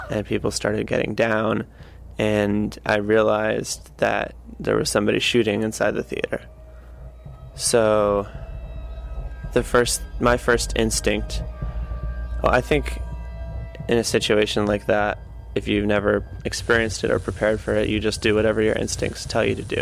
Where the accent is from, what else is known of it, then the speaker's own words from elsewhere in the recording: Connecticut, United States; also born or lived in Beijing, China; I'm from Connecticut. I live in New Haven, Connecticut.